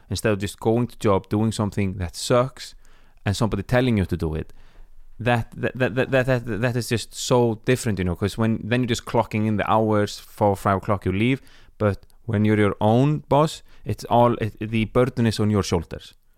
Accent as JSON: {"language": "English", "country": "Iceland", "moved": "as an adult", "lives_now": "Stockholm, Sweden", "said": "I'm from Iceland"}